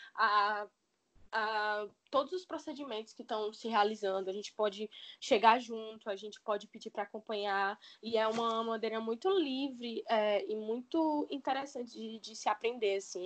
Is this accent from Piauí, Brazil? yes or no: no; Fortaleza, Ceará, Brazil; Desde criança, eu sou de Fortaleza, não é? E eu nunca me mudei